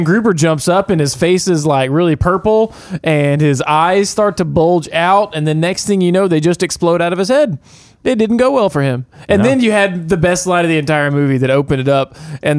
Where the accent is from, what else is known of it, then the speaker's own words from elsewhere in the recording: United States; also born or lived in Florida / Arkansas; now in Louisiana, United States; Yeah, I grew up in Florida and Arkansas.